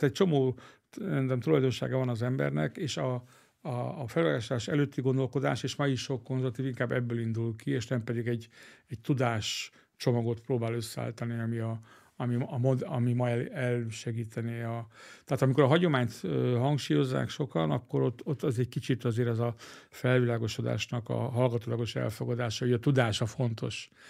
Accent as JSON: {"language": "Hungarian", "country": "Hungary"}